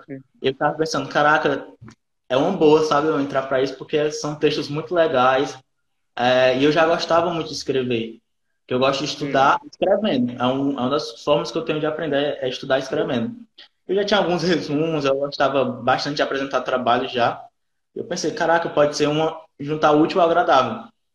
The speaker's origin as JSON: {"language": "Portuguese", "town": "Fortaleza", "region": "Ceará", "country": "Brazil", "tie": "born or raised there", "said": "sou aqui natural de Fortaleza, Ceará"}